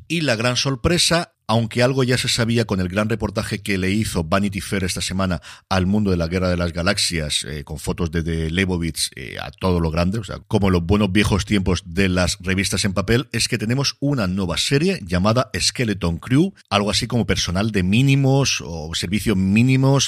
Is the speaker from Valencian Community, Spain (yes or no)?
yes; Elche, Valencian Community, Spain; me tengo que quedar por aquí mi tierra